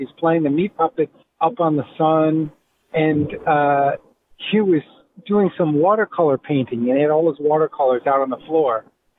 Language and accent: English; Providence, Rhode Island, United States; moved away as an adult; also born or lived in Chicago, Illinois